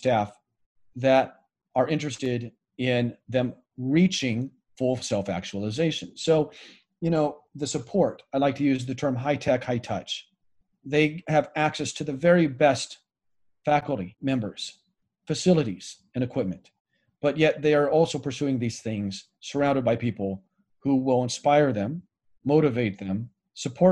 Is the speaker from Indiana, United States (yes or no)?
no; Greeley, Colorado, United States; moved away as an adult; also born or lived in Seoul, South Korea; now in Reno, United States; I basically spent my whole formative years in Greeley, Colorado.